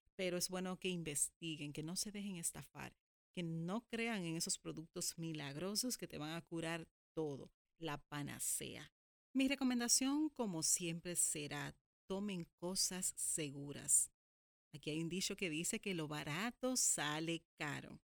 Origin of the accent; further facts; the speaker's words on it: Dominican Republic; en mi país, en República Dominicana